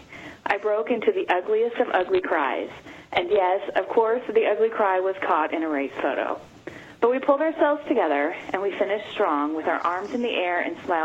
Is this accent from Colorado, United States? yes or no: no; Southern Illinois, United States; I am from Flat Southern Illinois